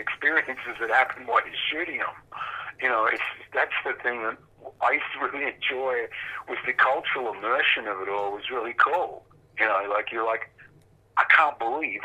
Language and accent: English; Perth, Western Australia, Australia; when we were kids, we grew up in Perth in Western Australia